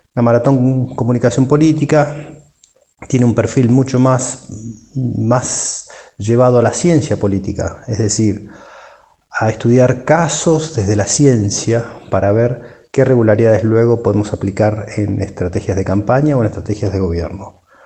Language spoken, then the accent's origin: Spanish; Argentina; de Argentina, consultor